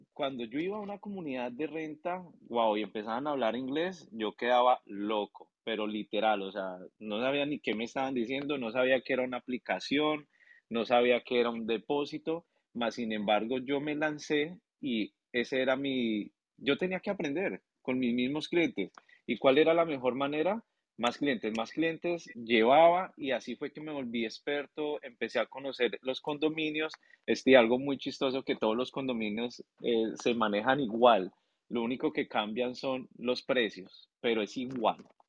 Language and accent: Spanish; Colombia; now in Orlando, United States; Yo soy colombiano